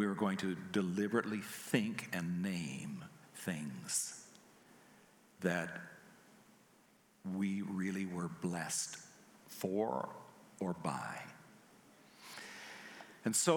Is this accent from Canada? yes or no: yes; Canada; I'm Canadian